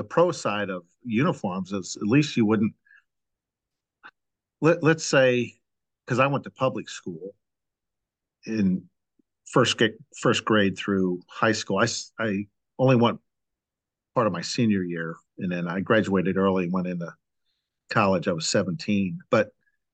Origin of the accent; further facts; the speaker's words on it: St. Louis, Missouri, United States; I grew up in St. Louis